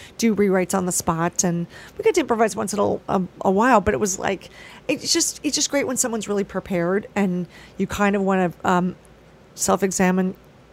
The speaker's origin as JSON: {"language": "English", "town": "Philadelphia", "region": "Pennsylvania", "country": "United States", "tie": "born or raised there", "moved": "yes", "said": "I'm originally from Philadelphia. And I got to stay in a hotel a mile from my high school"}